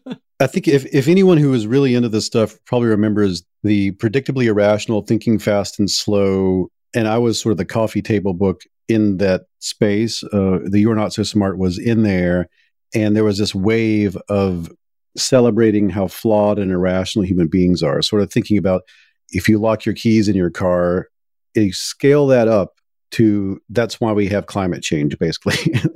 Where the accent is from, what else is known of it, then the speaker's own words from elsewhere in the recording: Deep South, United States; And I come from the Deep South, and when I was a print journalist